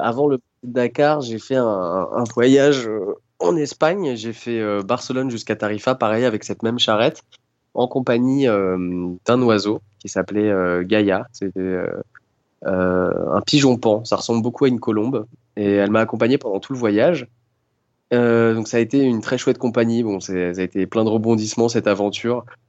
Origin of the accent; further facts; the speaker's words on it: Dreux, France; je suis né euh, en Normandie, à Dreux